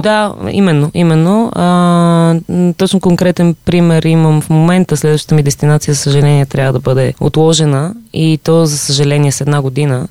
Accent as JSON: {"language": "Bulgarian", "country": "Bulgaria", "said": "аз тук от България идвам"}